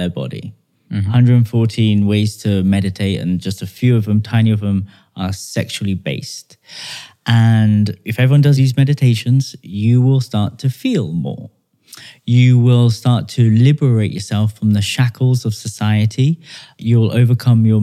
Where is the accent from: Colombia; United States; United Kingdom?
United Kingdom; I'm British born